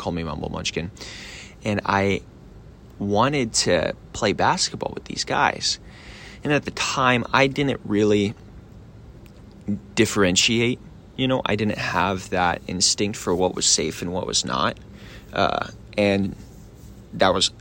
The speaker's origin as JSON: {"language": "English", "town": "Richardson", "region": "Texas", "country": "United States", "tie": "born or raised there", "also_born_or_lived": "Australia", "said": "they raised me in Richardson, Texas. I grew up being homeschooled"}